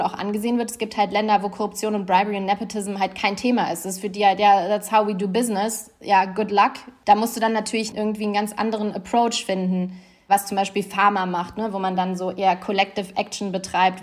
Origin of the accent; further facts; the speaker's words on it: Germany; moved away; mich wieder zu Hause zu fühlen, sage ich mal, in meinem Heimatland